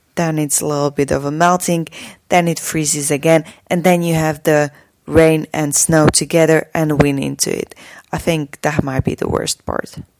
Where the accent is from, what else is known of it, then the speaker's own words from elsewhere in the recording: Slovakia; from Slovakia